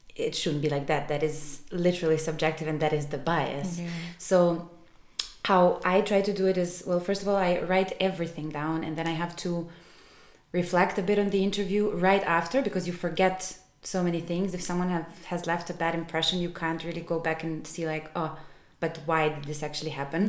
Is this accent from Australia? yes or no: no; Belgrade, Serbia; moved away as an adult; also born or lived in Milan, Italy; I am originally from Serbia, from Belgrade